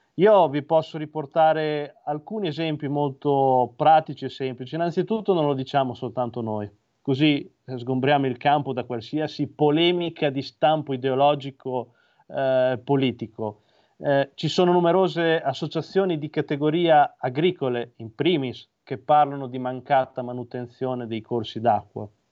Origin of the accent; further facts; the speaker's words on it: Imola, Emilia-Romagna, Italy; Io, come hai giustamente ricordato, provengo da Imola